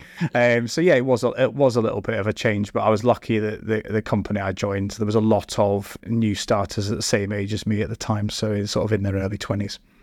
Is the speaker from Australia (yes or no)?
no; Scotland, United Kingdom; moved away as an adult; now in Staffordshire, United Kingdom; I grew up and studied in Scotland